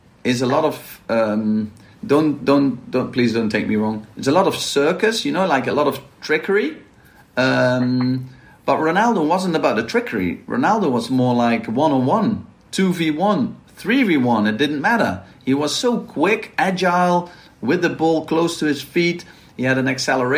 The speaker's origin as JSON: {"language": "English", "town": "Maastricht", "region": "Limburg", "country": "Netherlands", "said": "I'm from Maastricht, and Maastricht is well known for carnival."}